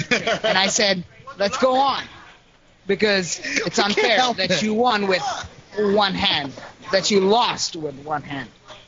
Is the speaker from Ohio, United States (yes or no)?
yes; Ohio, United States; also born or lived in Bangladesh; I do not resemble Ohio because I'm from fucking Bangladesh. Okay. I look like a fucking Bangladeshi, but yet I am from Ohio.